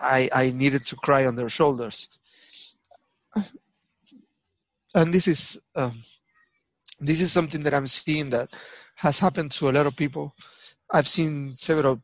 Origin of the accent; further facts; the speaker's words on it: Avellaneda, Buenos Aires Province, Argentina; moved away; also born or lived in Lanús; I was born in Avellaneda.